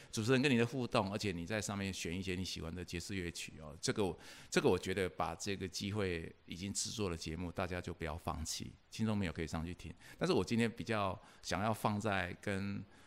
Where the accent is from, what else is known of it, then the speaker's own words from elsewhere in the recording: Nantou County, Taiwan; 我在南投长大